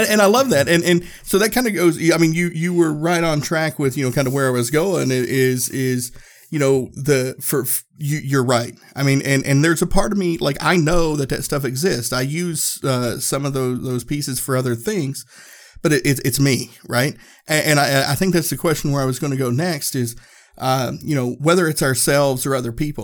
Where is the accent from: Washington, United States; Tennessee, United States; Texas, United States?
Tennessee, United States; I grew up in Tennessee